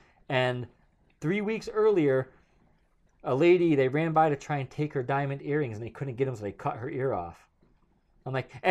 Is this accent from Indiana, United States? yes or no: no; New York, United States; accent: New York; But I heard people listen to the podcast that said that certain words. Certain words you can hear my